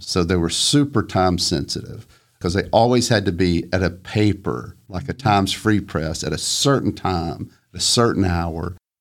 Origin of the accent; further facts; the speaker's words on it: Flintstone, Georgia, United States; I grew up in a tiny house, very modest. It was in Flintstone and it looked up at the mountain